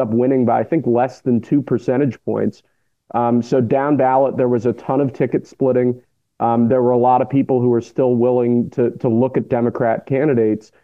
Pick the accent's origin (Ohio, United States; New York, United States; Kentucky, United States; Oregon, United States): New York, United States; New York City; moved away as an adult; now in Missouri, United States; I was born in New York